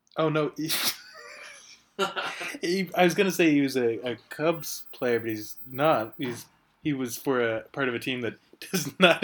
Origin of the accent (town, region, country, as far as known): Virginia, United States; born or raised there